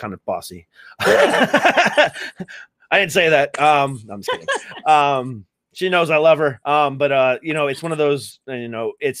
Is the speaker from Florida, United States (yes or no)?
yes; Florida, United States; moved away; my family's from Florida. We're originally from Florida.